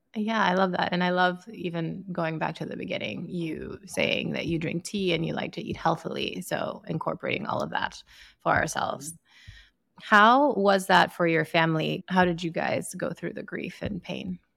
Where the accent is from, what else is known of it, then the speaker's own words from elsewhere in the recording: Sierra Leone; I grew up in Sierra Leone in West Africa